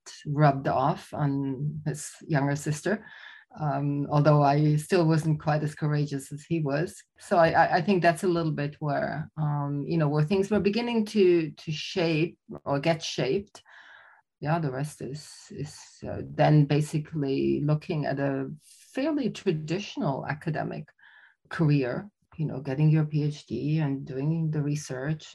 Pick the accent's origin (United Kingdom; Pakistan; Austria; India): Austria; also born or lived in Germany; So I'm Austrian. I was born in Germany, raised in Austria